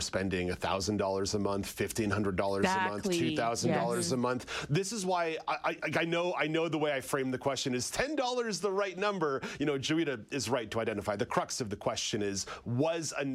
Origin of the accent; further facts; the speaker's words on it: Quebec, Canada; growing up in Quebec